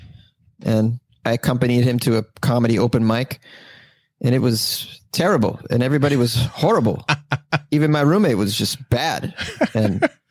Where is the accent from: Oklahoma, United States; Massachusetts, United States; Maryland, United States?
Massachusetts, United States; Oh, I'm from Massachusetts. I'm a masshole.